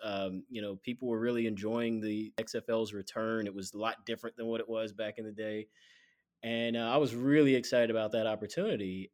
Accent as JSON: {"language": "English", "town": "Atlanta", "region": "Georgia", "country": "United States", "moved": "yes", "lives_now": "Chicago, United States", "said": "I'm from Atlanta originally, my parents still live in Atlanta"}